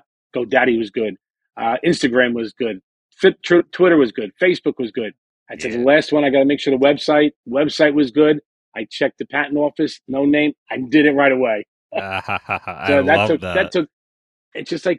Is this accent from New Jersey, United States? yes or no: yes; Jersey Shore, New Jersey, United States; I grew up on the Jersey Shore